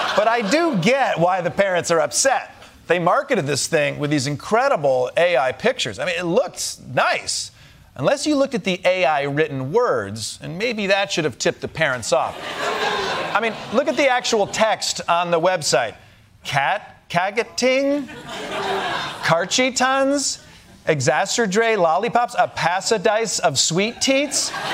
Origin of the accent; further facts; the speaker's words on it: Michigan, United States; my home state of Michigan